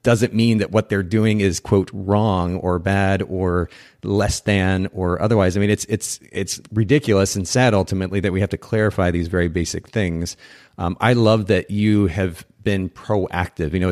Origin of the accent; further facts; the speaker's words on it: Japan; because I actually grew up in a foreign country. I grew up in Japan, spent about ten years